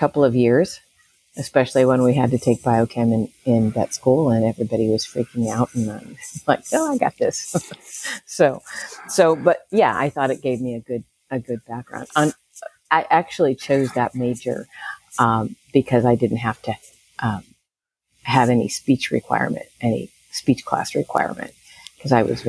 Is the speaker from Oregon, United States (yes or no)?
no; California, United States; also born or lived in Chicago / St. Louis; So I grew up in a lot of different places. Well, actually, three. My dad was he was an aerospace engineer. So we moved around from Chicago area, St. Louis area, and Southern California.